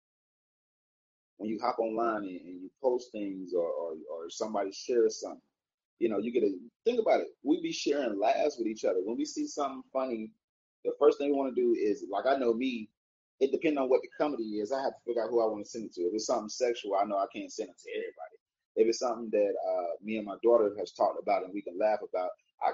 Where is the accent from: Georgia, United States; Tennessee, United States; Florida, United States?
Georgia, United States; Atlanta; also born or lived in Warner Robins, Georgia; I'm a city nigga, I'm from Atlanta.